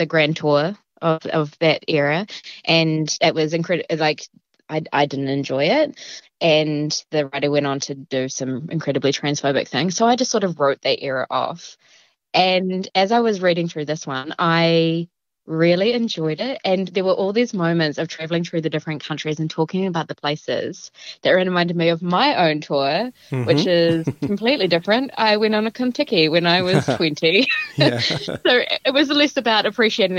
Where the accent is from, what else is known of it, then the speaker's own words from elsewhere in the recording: Taranaki, New Zealand; moved away; I grew up in Taranaki.